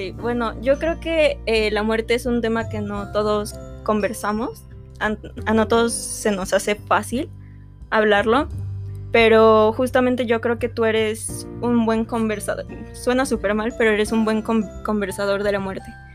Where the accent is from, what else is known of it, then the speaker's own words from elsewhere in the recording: Mexico; nosotros como mexicanos